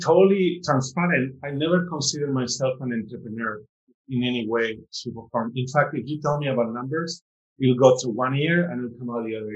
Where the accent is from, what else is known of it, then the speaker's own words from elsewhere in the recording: Spain; moved away; growing up in Spain